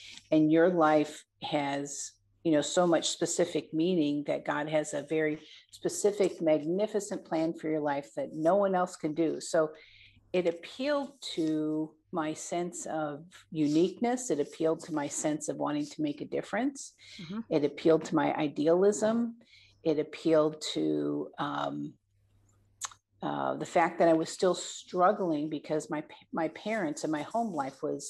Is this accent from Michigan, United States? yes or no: yes; Michigan, United States; moved away as an adult; also born or lived in Montana; returning back to my home state of Michigan